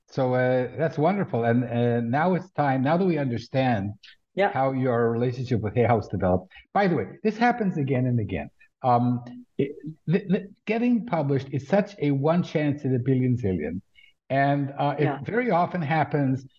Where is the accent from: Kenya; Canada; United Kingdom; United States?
Canada; also born or lived in Israel; now in Tel Aviv area, Israel; I've lived in Israel for millions of years, but I grew up in Canada